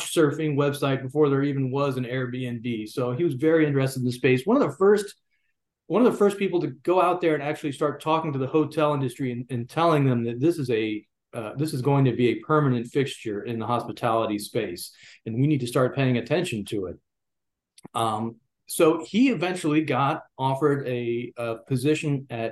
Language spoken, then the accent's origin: English; Georgia, United States; moved away as an adult; also born or lived in Tennessee; Georgia. That's my home state, and I love to be here